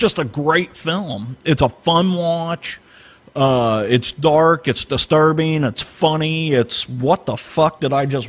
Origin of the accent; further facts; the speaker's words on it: St. Louis, Missouri, United States; I grew up in St. Louis.